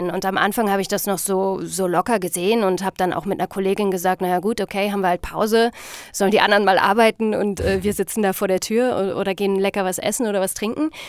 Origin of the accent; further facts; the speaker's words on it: Northern Germany, Germany; ich bin Norddeutscher